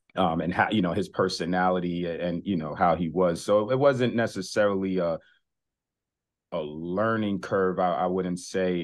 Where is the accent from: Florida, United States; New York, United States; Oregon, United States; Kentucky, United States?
New York, United States; New York City; growing up in New York City